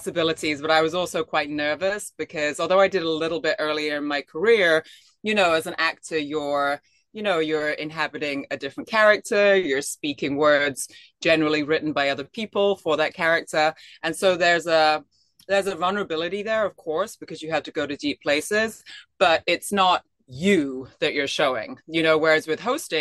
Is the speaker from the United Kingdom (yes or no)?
yes; England, United Kingdom; moved away; I'm from England originally